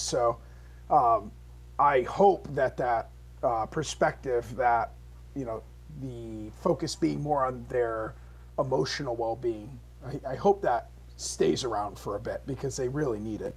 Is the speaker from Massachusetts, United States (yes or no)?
yes; Holyoke, Massachusetts, United States; also born or lived in Palmer, Massachusetts; I was moved from Holyoke to Palmer